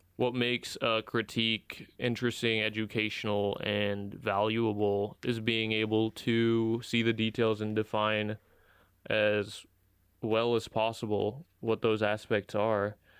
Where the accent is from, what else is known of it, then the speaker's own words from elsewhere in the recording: United States; I grew up an American, even though I'm not an American citizen